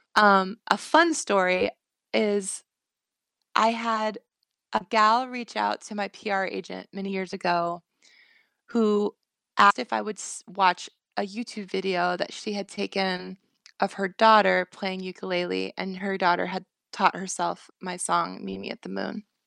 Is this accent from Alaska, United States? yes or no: yes; Bush, Alaska, United States; growing up in Bush, Alaska